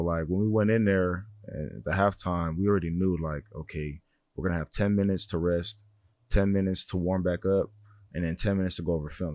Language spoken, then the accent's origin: English; San Jose, California, United States; I'm from San Jose.